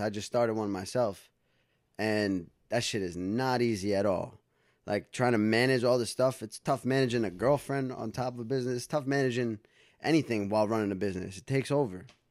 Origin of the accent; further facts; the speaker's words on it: Dobbs Ferry, New York, United States; also born or lived in White Plains, New York / Los Angeles; I was born in White Plains, New York, actually. Yep. Born in White Plains. Grew up in Dobbs Ferry